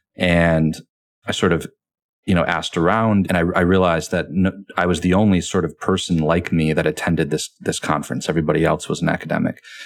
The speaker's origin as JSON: {"language": "English", "region": "Michigan", "country": "United States", "also_born_or_lived": "Rome, Italy", "moved": "yes", "said": "I'm from Michigan, huge Lions fan"}